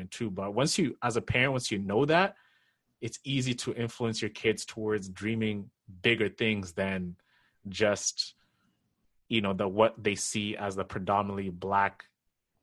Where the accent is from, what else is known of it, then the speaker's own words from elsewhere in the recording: Kenya; now in North America; me coming from Kenya